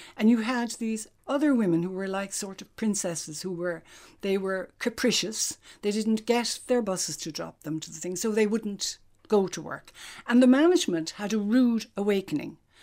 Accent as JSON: {"language": "English", "area": "County Cork", "region": "Munster", "country": "Ireland", "tie": "born or raised there", "moved": "yes", "lives_now": "Dublin, Ireland", "said": "I'm out of Cork now, twice as long as I was ever in it. But I actually do feel very Cork, and I suppose it's because I grew up there."}